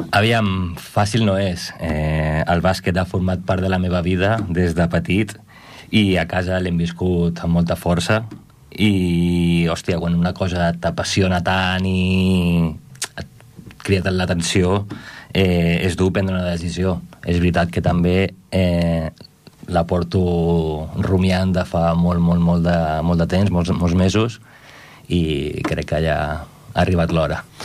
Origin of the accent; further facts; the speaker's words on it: Ripollet, Catalonia, Spain; estic molt orgullós de formar part de la història del club, del meu poble